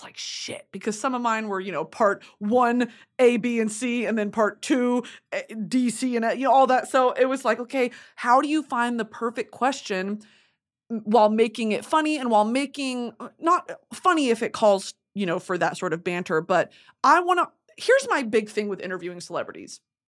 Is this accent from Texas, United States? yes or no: yes; Texas, United States; I am a woman of the South. I am a woman of hot weather. I am a fatty from Texas, okay?